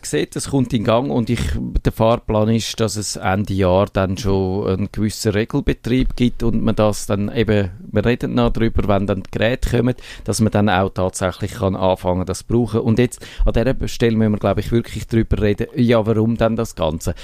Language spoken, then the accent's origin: German; Switzerland; bei uns in der Schweiz